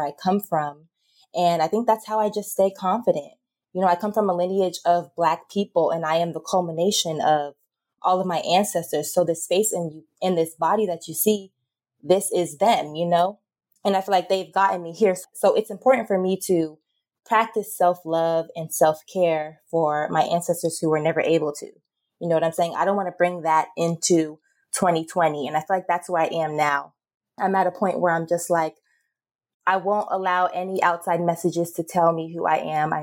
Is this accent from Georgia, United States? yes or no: yes; Atlanta, Georgia, United States; I grew up in the South in Georgia, Atlanta, Georgia.